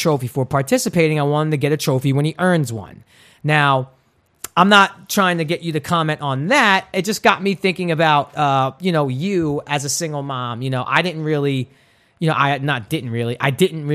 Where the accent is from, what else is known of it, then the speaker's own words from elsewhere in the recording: New York City, New York, United States; growing up in Brooklyn, which is sort of a rough and tough neighborhood if you're not street smart.